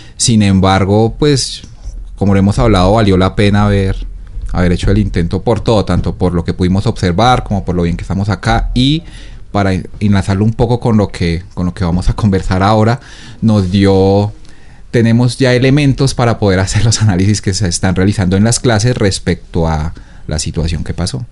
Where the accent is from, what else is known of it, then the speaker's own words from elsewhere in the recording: Bogotá, Colombia; moved away as an adult; now in Ecuador; soy de Bogotá